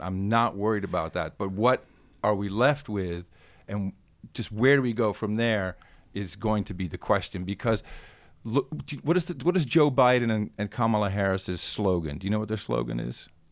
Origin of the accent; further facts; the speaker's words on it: Amsterdam, North Holland, Netherlands; now in Austin, United States; I grew up in Amsterdam